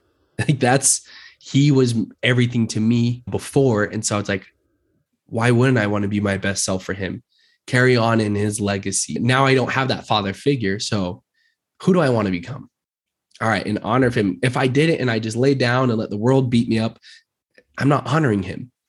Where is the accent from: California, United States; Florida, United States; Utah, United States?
Utah, United States; Murray; now in Draper, United States; I was born and raised in Utah, grew up in Murray